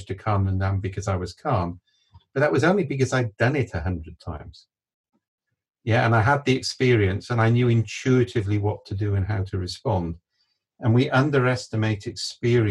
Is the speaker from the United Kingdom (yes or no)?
yes; Wales, United Kingdom; I'm Welsh